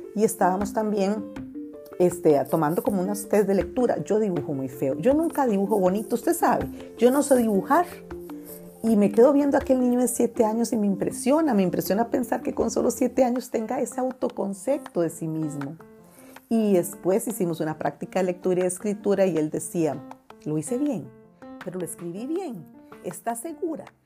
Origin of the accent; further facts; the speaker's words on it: Costa Rica; en Costa Rica, en mi país